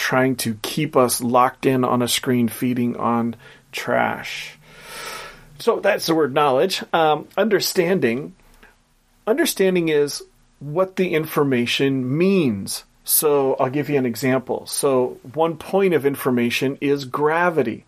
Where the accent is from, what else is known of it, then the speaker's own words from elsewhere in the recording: Portland, Oregon, United States; which is a company from my hometown, Portland, Oregon